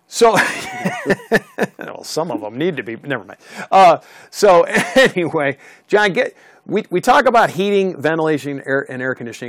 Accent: the East, United States; Being from the East and li- growing up in the East

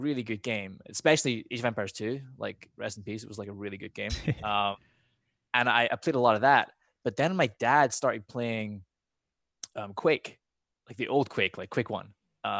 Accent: Scotland, United Kingdom; accent: half Scottish, more American now; My accent's like half Scottish, but more American now. But back in the day, when I was growing up in Scotland, I remember when I was like 6.

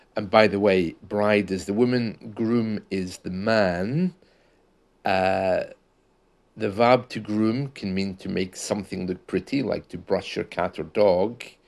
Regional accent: United Kingdom; we usually say that in the U K

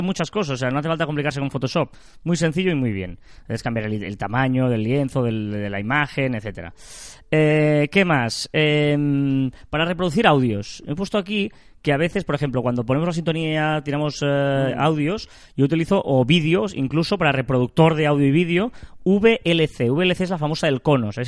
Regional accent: Sabadell, Catalonia, Spain; los que somos de Sabadell

